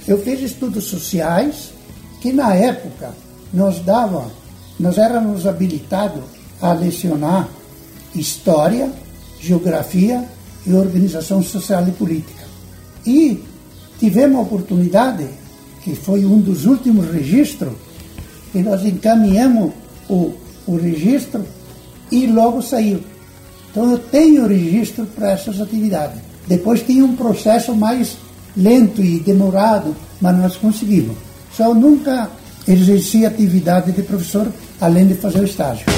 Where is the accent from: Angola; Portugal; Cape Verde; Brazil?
Brazil; Tucunduva, Rio Grande do Sul; moved away; also born or lived in Goiânia; eu sou natural do Rio Grande do Sul, eu nasci num pequeno município chamado Tucunduva, que pertencia aos, a Santa Rosa